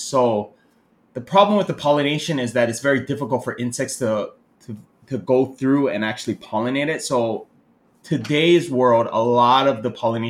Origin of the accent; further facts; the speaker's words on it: Hawaii, United States; also born or lived in Japan / Seattle; now in Thailand; Okay, so I was born in Japan. I lived there for a bit, and then I moved to America when I was about 7 years old, roughly. And then I basically stayed there, but I went back and forth from Japan and Hawaii.